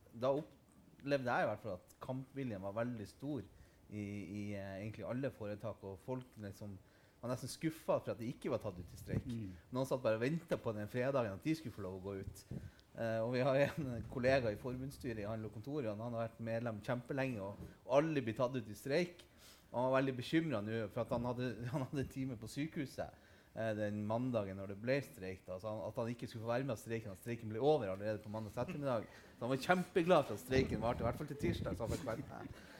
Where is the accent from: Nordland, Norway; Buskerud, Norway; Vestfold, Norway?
Nordland, Norway; jeg kommer jo fra Nordland